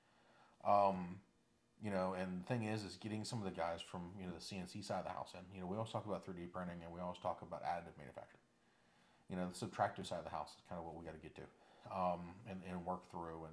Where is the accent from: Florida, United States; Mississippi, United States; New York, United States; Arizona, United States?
Florida, United States; I'm from Florida